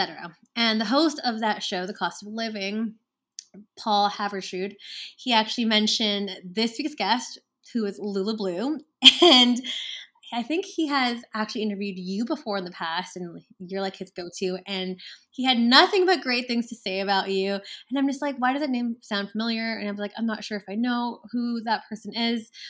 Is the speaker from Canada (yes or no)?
yes; Canada; my fellow Canadians